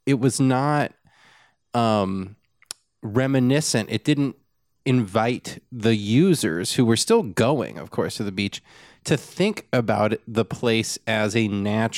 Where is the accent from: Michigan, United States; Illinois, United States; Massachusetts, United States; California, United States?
California, United States; Southern; I grew up in Southern California